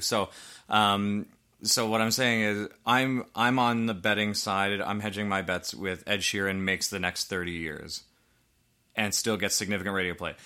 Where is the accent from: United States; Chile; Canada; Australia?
Canada; we're Canadian.